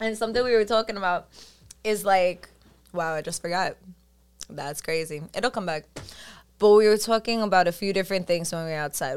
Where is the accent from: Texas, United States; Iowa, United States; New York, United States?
New York, United States; New York City; I'm from Staten Island